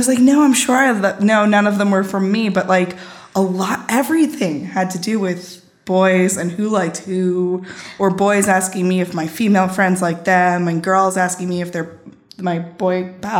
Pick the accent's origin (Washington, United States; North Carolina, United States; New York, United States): New York, United States; Garden City; I grew up in Garden City on Long Island.